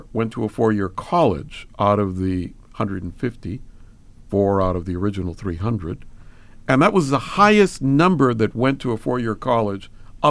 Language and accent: English; Los Angeles, California, United States; born there; I was born in East L.A.